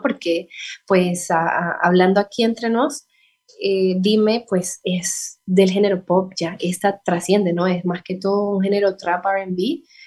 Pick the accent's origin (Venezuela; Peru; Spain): Venezuela; San Cristóbal, Táchira; moved away as an adult; now in Bucaramanga, Colombia; Yo soy de San Cristóbal, eso es una ciudad que queda muy cercana a la frontera con Colombia.